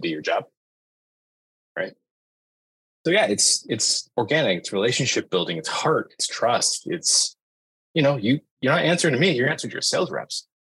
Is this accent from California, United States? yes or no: yes; Northern California, United States; growing up in Northern California